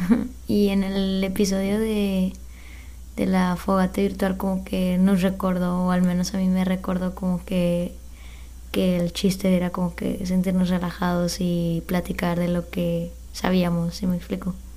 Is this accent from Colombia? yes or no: no; Mexico; nosotros como mexicanos